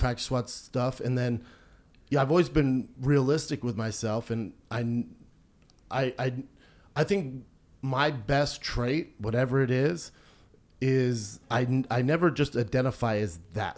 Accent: Aurora, Colorado, United States; moved away; also born or lived in Venice Beach, California; I grew up in Aurora, Colorado, which was predominantly like a black neighborhood.

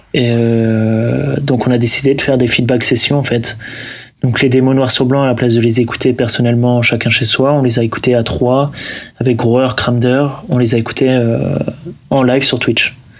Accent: Lille, Hauts-de-France, France; moi je viens du nord. Je viens de Lille.

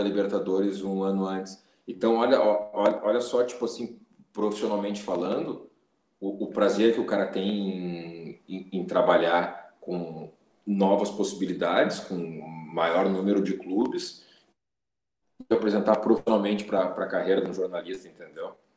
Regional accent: Porto Alegre, Rio Grande do Sul, Brazil; eu nasci em Porto Alegre, morei basicamente toda a minha vida aqui, depois morei um tempo fora, fui, fui estudar fora, voltei

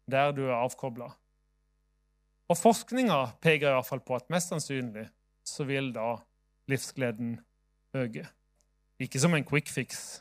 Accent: Southern Norway, Norway; Kanskje fordi jeg er sørlending kan være litt langsomme.

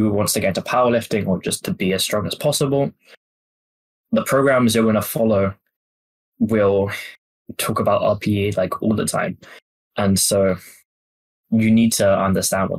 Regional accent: England, United Kingdom; I grew up in England

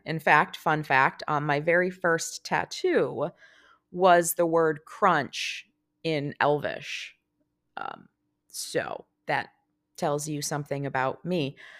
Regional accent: United States; as an American fan

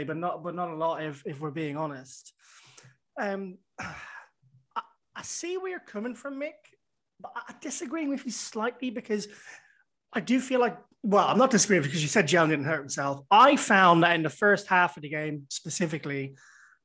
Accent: Ireland; I'm Irish.

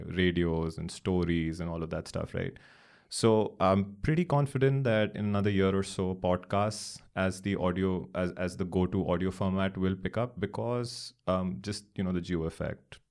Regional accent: Delhi, India; also born or lived in Chennai; born and raised in Delhi

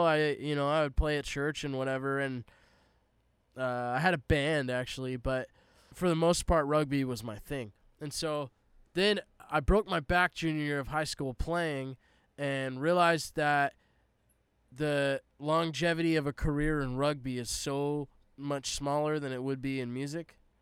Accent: Palm Desert, California, United States; moved away as an adult; also born or lived in Arizona / Tennessee; so I grew up in Southern California, Palm Desert specifically.

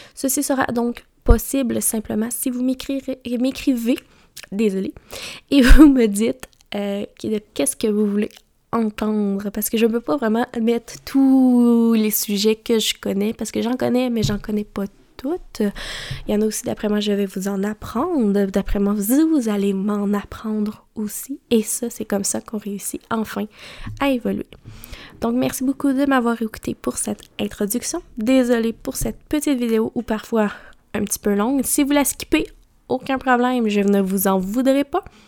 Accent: Mauricie, Quebec, Canada; J'ai grandi en Mauricie

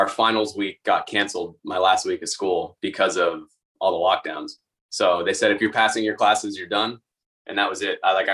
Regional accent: just outside of Boston, Massachusetts, United States; also born or lived in Bay Area, California; now in Florida, United States; I grew up just outside of Boston, and I was in the Bay Area in California

